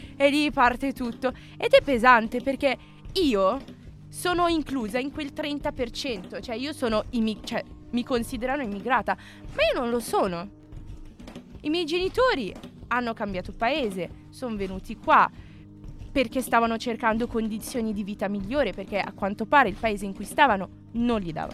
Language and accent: Italian; Milan, Lombardy, Italy; sono nata qui, sono cresciuta qui, sono sempre stata qui milanese